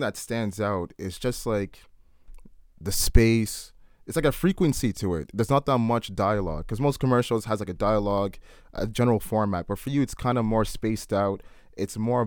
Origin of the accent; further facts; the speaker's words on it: Oakville, Ontario, Canada; we're from Oakville